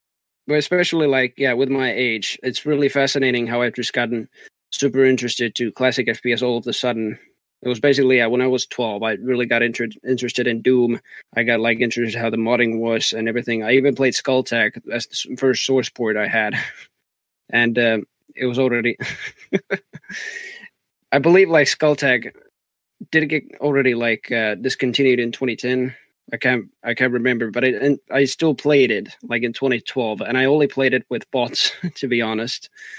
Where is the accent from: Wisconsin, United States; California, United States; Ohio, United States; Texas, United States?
Texas, United States; accent: Texan; it already started in Overwatch with even my accent and everything, that I just speak like a Texan even when I'm casting and everything like that.